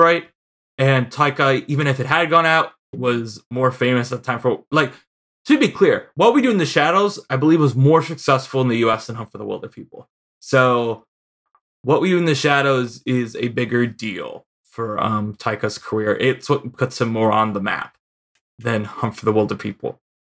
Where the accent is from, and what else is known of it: Chicago, Illinois, United States; accent: Chicago